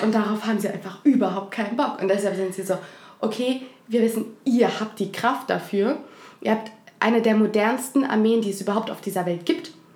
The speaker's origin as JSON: {"language": "German", "country": "Ukraine", "also_born_or_lived": "Germany", "moved": "yes", "lives_now": "Berlin, Germany", "said": "ich bin Ukrainerin"}